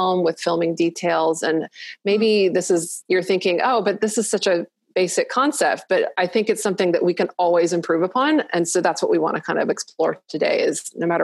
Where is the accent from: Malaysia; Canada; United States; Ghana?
Malaysia; I grew up in Malaysia and we didn't have air conditioning in the houses.